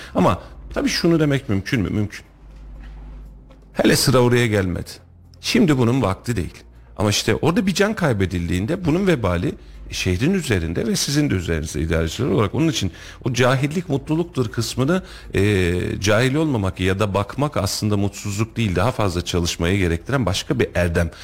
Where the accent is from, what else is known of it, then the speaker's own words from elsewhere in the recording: Kuşçu, Kayseri Province, Turkey; Kuşçu benim köyüm